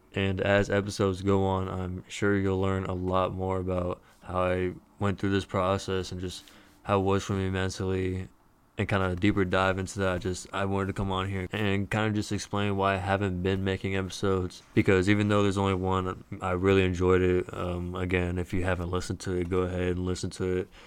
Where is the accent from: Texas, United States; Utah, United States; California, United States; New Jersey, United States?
Texas, United States; Dallas; I am from Dallas, Texas. So it's a little closer to home